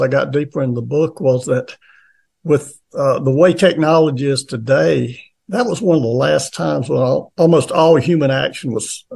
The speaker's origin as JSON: {"language": "English", "region": "Appalachia", "country": "United States", "tie": "born or raised there", "said": "there's certain cultural aspects of the region I grew up"}